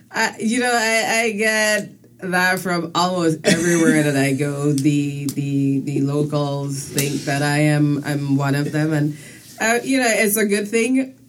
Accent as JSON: {"language": "English", "country": "U.S. Virgin Islands", "tie": "born or raised there", "also_born_or_lived": "Saint Vincent and the Grenadines", "moved": "yes", "lives_now": "United States", "said": "I was born on the island of St. Vincent and the Grenadines. Okay. And about age eight, my family moved to the U.S. Virgin Islands, first to St. Croix and then to St. Thomas."}